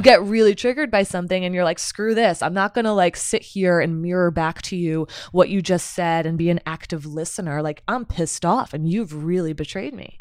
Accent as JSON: {"language": "English", "town": "Somerset", "region": "New Jersey", "country": "United States", "tie": "born or raised there", "also_born_or_lived": "Pennsylvania / Chicago", "moved": "as an adult", "said": "so I'm originally from Somerset, New Jersey. I was born and raised there"}